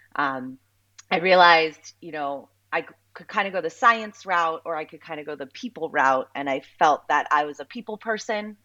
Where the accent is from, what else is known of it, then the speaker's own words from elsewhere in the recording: Southeast Florida, United States; I grew up in Southeast Florida